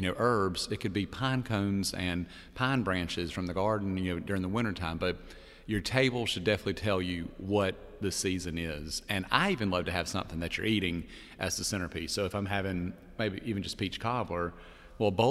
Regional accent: Perry, Georgia, United States; I'm from Perry. That's Georgia, not Paris

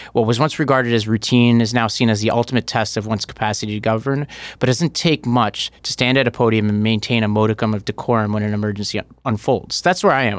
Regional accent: New York City, New York, United States; I grew up in Staten Island that was hit really hard in Sandy

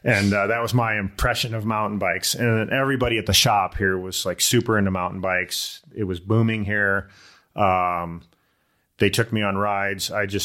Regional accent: Illinois, United States; I came out here from Illinois. I raced BMX all through high school.

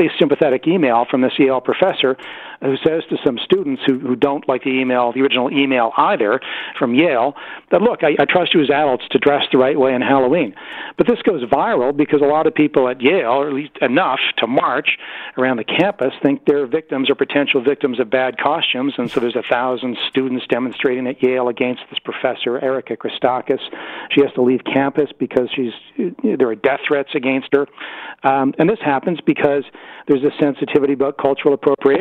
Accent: Kelowna, British Columbia, Canada; I grew up near Kelowna, very progressive West Bank First Nation there in southern British Columbia

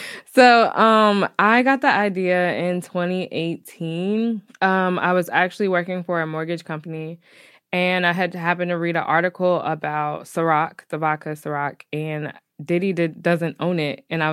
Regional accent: Asheville, North Carolina, United States; now in Durham, United States; I stay in Durham, but I'm from Asheville.

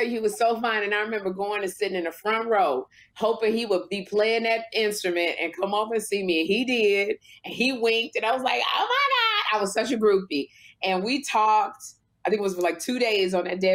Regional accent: Chicago, Illinois, United States; I'm from Chicago.

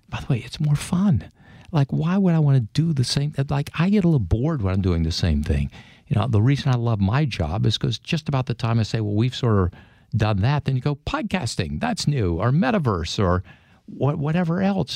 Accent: Mississippi, United States; moved away; I grew up in Mississippi in the fifties and sixties

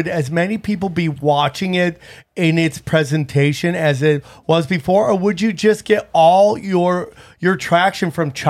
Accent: Upstate New York, United States; also born or lived in Las Vegas; now in Los Angeles, United States; Upstate New York, and I lived in Vegas for 5 or 6 years.

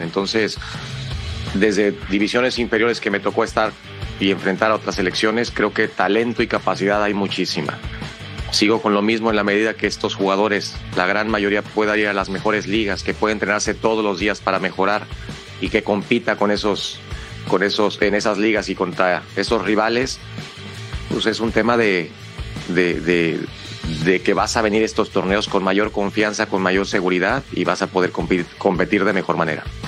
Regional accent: Mexico; al final somos mexicanos

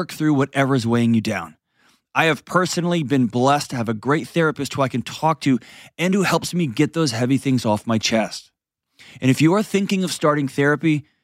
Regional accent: Nashville, Tennessee, United States; my hometown, Nashville, Tennessee.

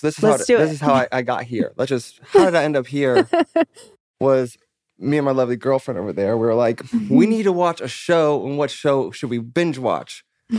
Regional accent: California, United States; also born or lived in Englewood, New Jersey; And then moved out here when I was about 5 or 6 and then grew up

